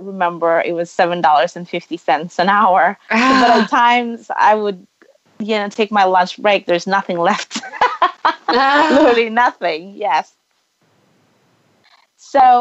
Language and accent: English; Philippines; moved away as an adult; now in United States; I grew up in the Philippines.